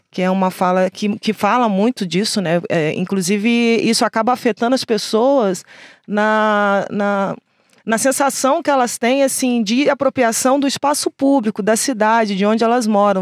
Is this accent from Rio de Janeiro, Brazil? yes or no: yes; Rio de Janeiro, Brazil; also born or lived in Baixada Fluminense; eu sou do Rio de Janeiro nascida no Rio de Janeiro, morei na Baixada Fluminense lá